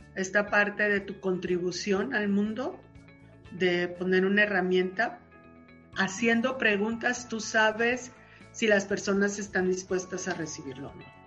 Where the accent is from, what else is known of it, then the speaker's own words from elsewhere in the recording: Sinaloa, Mexico; soy sinaloense